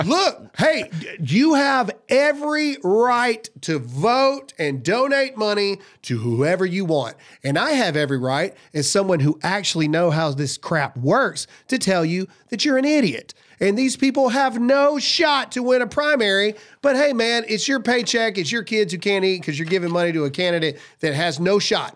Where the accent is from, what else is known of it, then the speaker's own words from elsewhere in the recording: the South, United States; I'm from the South